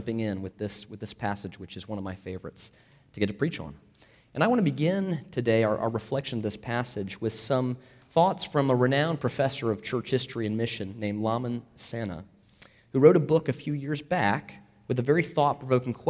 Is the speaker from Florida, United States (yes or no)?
yes; Florida, United States; I'm from Florida